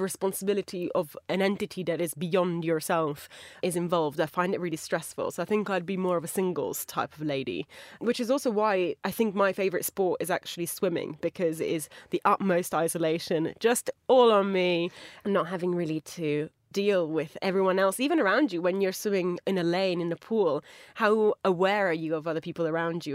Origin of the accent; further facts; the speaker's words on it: Italy; moved away; As, like, an Italian speaker, I've headed back to my home country quite a few times